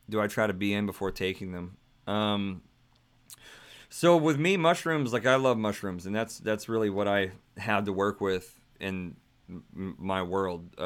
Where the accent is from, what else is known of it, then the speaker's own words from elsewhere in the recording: Singapore; I'm from Singapore. I'm into spirituality and all of it.